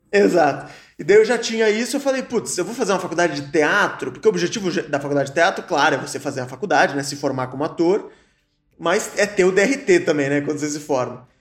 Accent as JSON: {"language": "Portuguese", "town": "Joinville", "region": "Santa Catarina", "country": "Brazil", "tie": "born or raised there", "also_born_or_lived": "Caxias do Sul", "moved": "yes", "lives_now": "São Paulo, Brazil", "said": "eu comecei a fazer teatro em Joinville, né? Eu nasci em Joinville"}